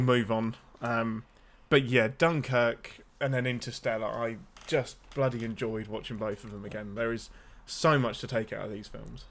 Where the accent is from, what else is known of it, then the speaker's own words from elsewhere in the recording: near Birmingham, West Midlands, United Kingdom; I'm close enough to Birmingham that people from Birmingham can hear the accent